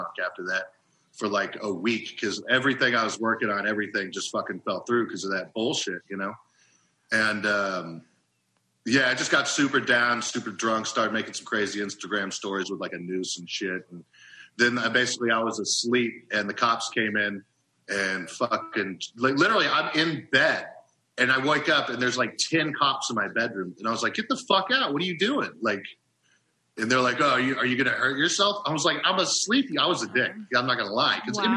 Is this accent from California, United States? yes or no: no; Oklahoma, United States; I'm from Oklahoma